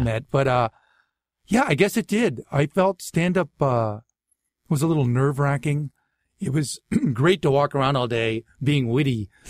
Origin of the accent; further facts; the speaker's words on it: Natick, Massachusetts, United States; accent: Boston; moved away; also born or lived in Waltham, Massachusetts / Framingham, Massachusetts / Boston; I was born in, uh, Waltham, Massachusetts, but I really grew up in Natick, Massachusetts, in Framingham, Mass, which is like sixteen miles west of Boston.